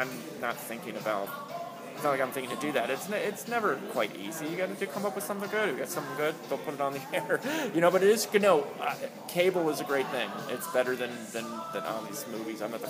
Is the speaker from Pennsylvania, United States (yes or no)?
yes; Harrisburg, Pennsylvania, United States; It's where I grew up. I grew up in Harrisburg.